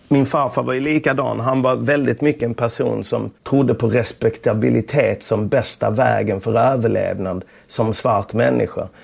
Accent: Lund, Skåne, Sweden; moved away; Tunaskolan mm. i Lund. Jag började där i klass 1. Jag kom från Östra Torn

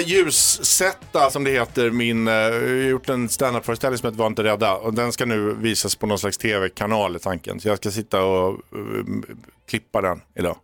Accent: Sweden; moved away; also born or lived in London; jag var svensk

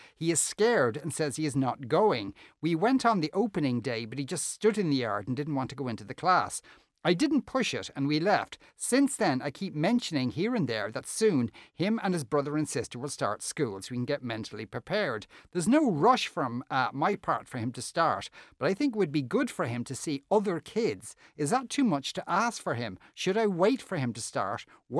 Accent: Spain; moved away; And because I'm from Spain, that meant lots of back and forth, pandemic permitting.

